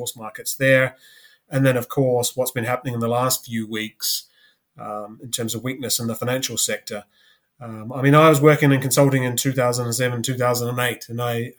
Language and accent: English; New Zealand; moved away as an adult; also born or lived in Canada; now in London, United Kingdom; I'm originally from New Zealand. went to university there. You know, grew up there